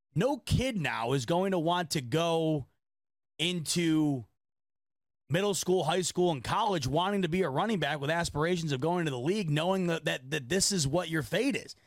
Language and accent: English; Rochester, New York, United States; my hometown of Rochester, New York